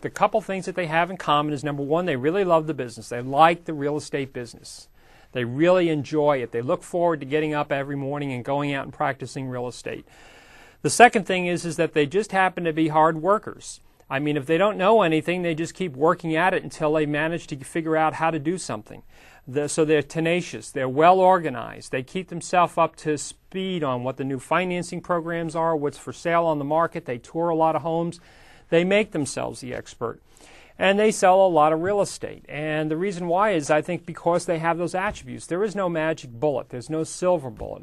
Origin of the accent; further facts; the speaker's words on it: United States